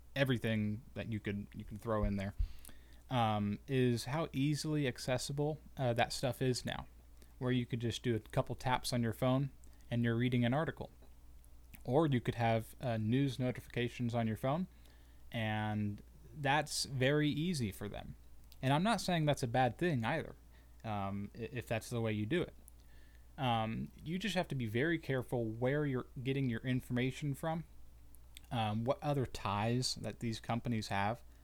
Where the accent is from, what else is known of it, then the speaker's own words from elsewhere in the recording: United States; as good American citizens